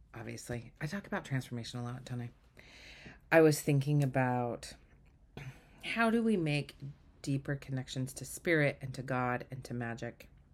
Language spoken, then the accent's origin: English; Utah, United States; I grew up in Utah